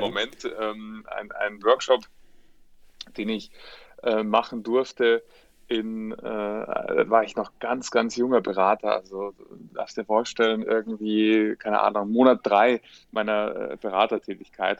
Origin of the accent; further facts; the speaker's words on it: Munich, Bavaria, Germany; bin äh, Münchner, lebte auch heute noch